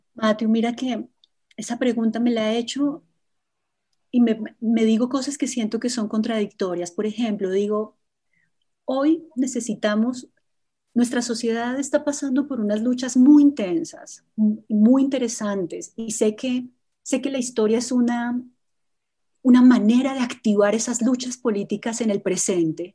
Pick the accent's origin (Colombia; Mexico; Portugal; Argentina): Colombia; como colombiana y como historiadora